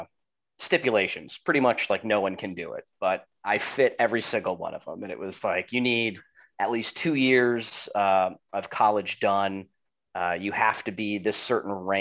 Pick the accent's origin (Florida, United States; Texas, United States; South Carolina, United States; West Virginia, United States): Florida, United States; Cooper City; also born or lived in Delray Beach, Florida; growing up in Cooper City